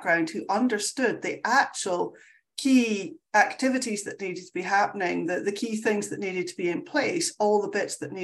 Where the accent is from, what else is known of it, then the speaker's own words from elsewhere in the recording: Scotland, United Kingdom; I'm Scottish. We talk very fast